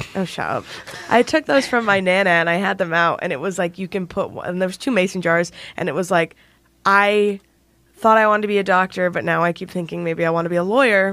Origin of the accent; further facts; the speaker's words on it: Indiana, United States; I'm from Indiana.